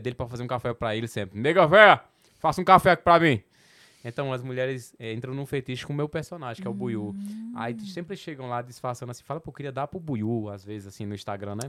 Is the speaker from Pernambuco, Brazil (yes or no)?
yes; Petrolina, Pernambuco, Brazil; accent: Petrolina / Sertão, São Francisco Valley (Nordestino); Meu sotaque é o do Porto de Petrolina, do Porto do Sertão ali, do, do, do Vale do São Francisco.